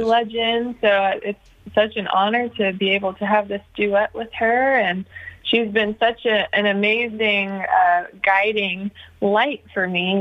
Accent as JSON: {"language": "English", "town": "Nashville", "region": "Tennessee", "country": "United States", "tie": "born or raised there", "said": "growing up in Nashville, it was just always kind of surrounded by music"}